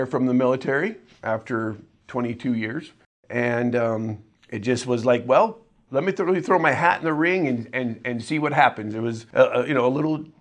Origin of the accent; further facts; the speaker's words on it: Gillette, Wyoming, United States; also born or lived in South Dakota; I was born in South Dakota. We moved around quite a bit for the first 10 years of my life. My dad worked construction over in South Dakota. And then in 1981, he got a job over here in Gillette at one of the coal mines. And I've been here